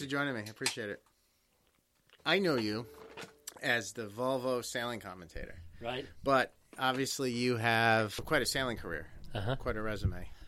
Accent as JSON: {"language": "English", "town": "Newport", "region": "Rhode Island", "country": "United States", "said": "I'm from Newport"}